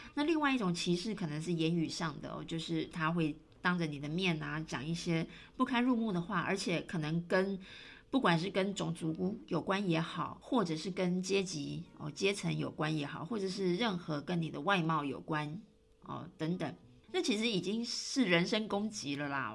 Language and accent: Chinese; Taiwan; moved away as an adult; now in Rome, Italy; 当然我是台湾人哦，我永远都是台湾人